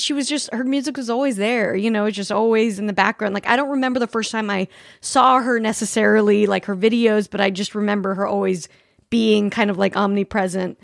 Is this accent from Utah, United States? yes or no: yes; Salt Lake City, Utah, United States; I grew up in Salt Lake City